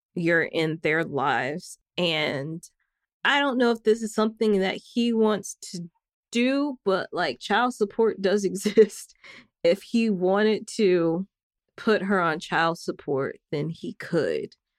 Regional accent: Northwest Arkansas, United States; In Northwest Arkansas, where I am from

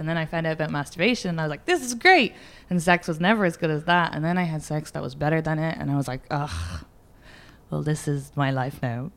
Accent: Ireland; moved away; I'm Irish

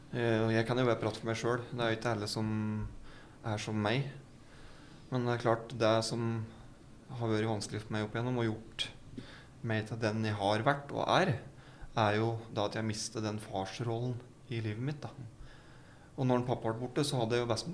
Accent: Gjøvik, Innlandet, Norway; jeg er jo fra Gjøvik eh, og Vardal. Bybra. Vokste opp

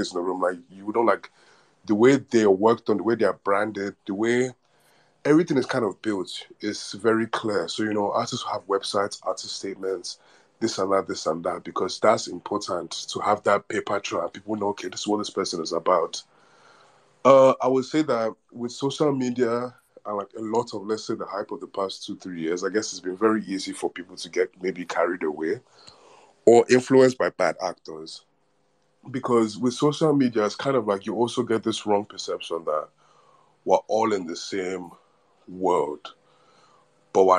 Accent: Nigeria; as a Nigerian or African

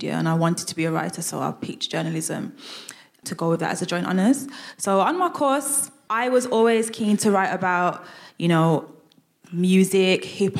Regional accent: Birmingham, West Midlands, United Kingdom; accent: Brummie; I'm a Brummie. You'll hear my accent come out a lot when I talk

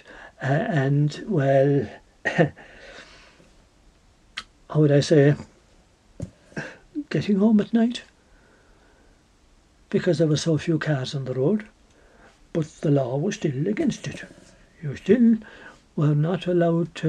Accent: Ireland; we're all Irish

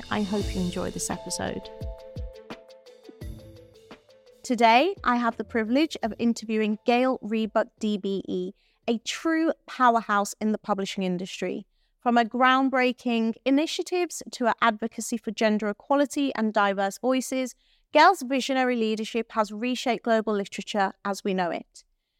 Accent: Wolverhampton, West Midlands, United Kingdom; Growing up in Wolverhampton

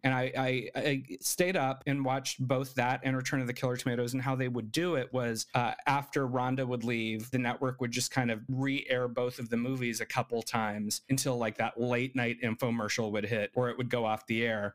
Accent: Arizona, United States; moved away; also born or lived in Gallup, New Mexico; the reservation, which was in Arizona, the closest hospital was in Gallup, New Mexico, which is where I was born

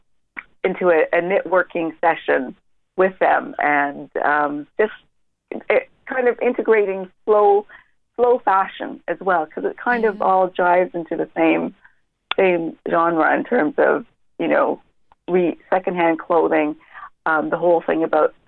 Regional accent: Canada; now in Dublin, Ireland; I'm from Canada.

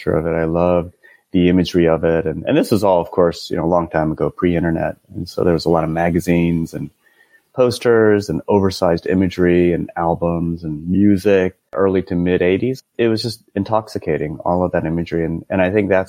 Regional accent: Cupertino, California, United States; I grew up in Cupertino, California, which is, I actually grew up about a mile from the Apple campus

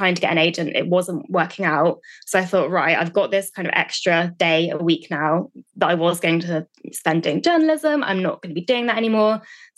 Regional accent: United Kingdom

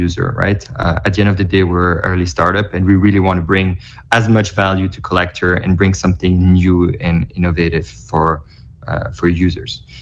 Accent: Belgium; now in New York, United States; I live in New York, but I was in Belgium. I'm from Belgium. I was in Belgium during that time visiting family

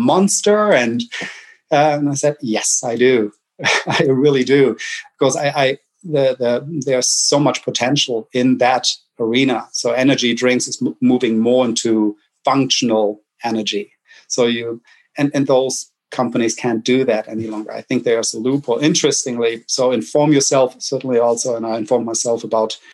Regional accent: Germany; accent: German; English is a second language; moved away as an adult; now in United States; I'm German

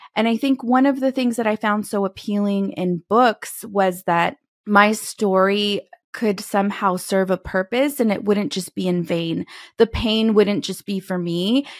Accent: California, United States; moved away as an adult; also born or lived in Texas; back to my home state from Texas, headed to California

